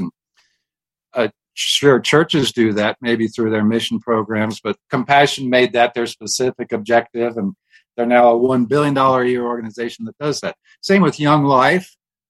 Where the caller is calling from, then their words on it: Colorado Springs, Colorado, United States; I am a freelance writer doing books and articles, and I'm calling from Colorado Springs, where God lives.